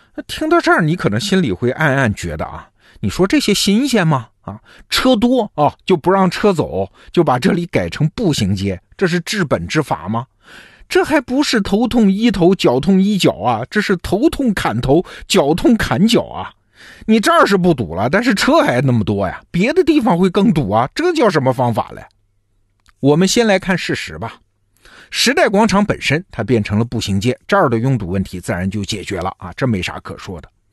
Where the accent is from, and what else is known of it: China